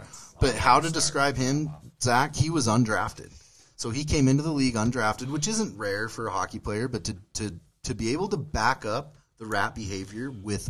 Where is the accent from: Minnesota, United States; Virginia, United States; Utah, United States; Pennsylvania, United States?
Minnesota, United States; I'm from Minnesota.